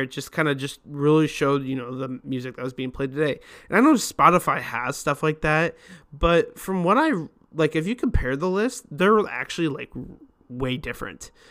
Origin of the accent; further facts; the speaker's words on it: Lincoln, Nebraska, United States; now in Omaha, United States; I'm actually from Lincoln